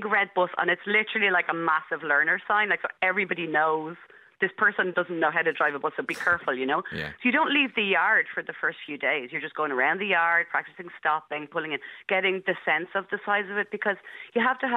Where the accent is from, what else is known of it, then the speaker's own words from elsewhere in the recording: Dublin, Leinster, Ireland; I grew up in Marino, and I still live here now